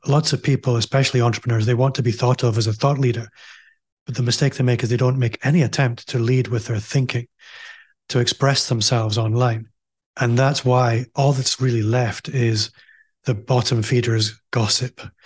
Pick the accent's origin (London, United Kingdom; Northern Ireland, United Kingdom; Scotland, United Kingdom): Scotland, United Kingdom; Aberdeen; moved away as an adult; now in Glasgow, United Kingdom; I'm also from Aberdeen, as you might be able to tell if you're listening